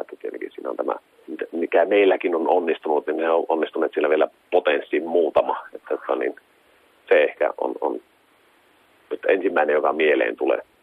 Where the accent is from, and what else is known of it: Kemi, Lapland, Finland